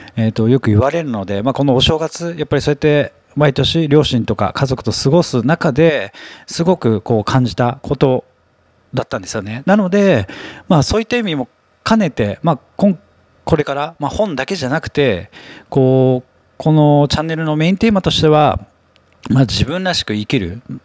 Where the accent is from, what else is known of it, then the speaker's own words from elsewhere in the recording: Tokyo, Japan; 東京に生まれて東京に育って、まあ、新宿区出身